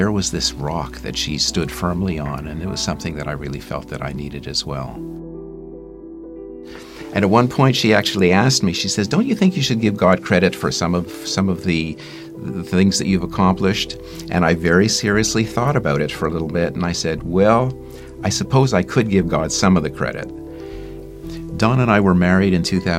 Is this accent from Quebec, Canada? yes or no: yes; Montreal, Quebec, Canada; moved away; I was born in Montreal into a Jewish family